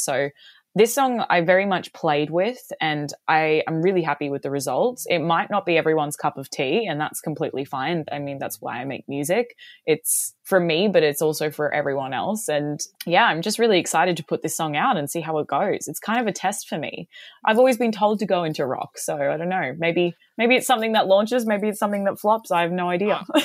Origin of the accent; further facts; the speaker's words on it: Mooloolah, Queensland, Australia; moved away as an adult; also born or lived in Chicago, United States / Boston, United States; now in Los Angeles, United States; I grew up in a small town called Mooloolah